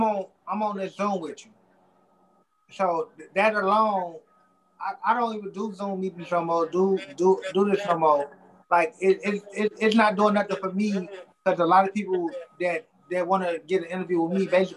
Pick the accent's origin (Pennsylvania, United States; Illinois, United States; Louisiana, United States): Illinois, United States; Yeah, my whole life. 62nd and Kimbark and 81st and Muskegon.